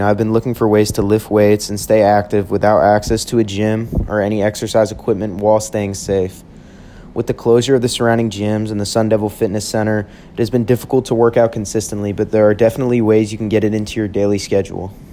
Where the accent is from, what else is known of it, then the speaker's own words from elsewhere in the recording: Houston, Texas, United States; moved away as an adult; now in Tempe, United States; I'm originally from Houston, Texas, and I'm loving it here at ASU